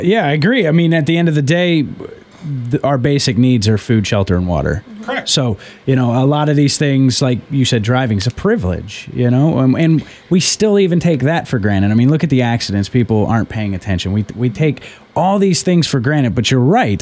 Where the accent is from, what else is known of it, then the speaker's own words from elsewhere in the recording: West Virginia, United States; I'm from West Virginia